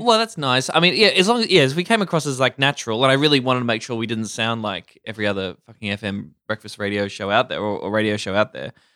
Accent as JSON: {"language": "English", "town": "Warrnambool", "region": "Victoria", "country": "Australia", "tie": "born or raised there", "moved": "as an adult", "said": "growing up in Warrnambool in country"}